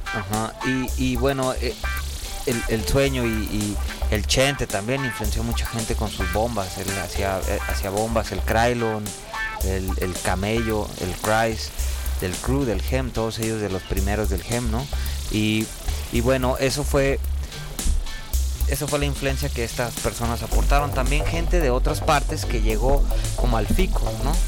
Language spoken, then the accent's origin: Spanish; Tijuana, Baja California, Mexico; moved away as an adult; now in Mexico City, Mexico; yo soy de Tijuana eh, y, orgullosamente de allá tengo cuatro años y medio aquí, casi cinco